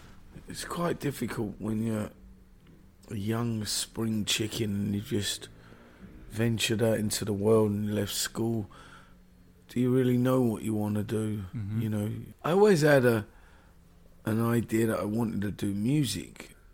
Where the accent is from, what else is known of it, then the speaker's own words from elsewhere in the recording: London, United Kingdom; also born or lived in Marland; I was born in Marland. Mm-hmm. Lived in North London, moved out of London.